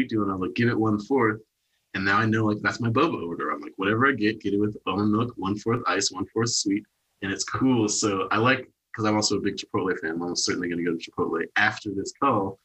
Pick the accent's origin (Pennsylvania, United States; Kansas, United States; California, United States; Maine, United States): Kansas, United States; Wichita; moved away; also born or lived in Portland; Portland is like not my hometown, my hometown's Wichita, but like my hood, my city is Portland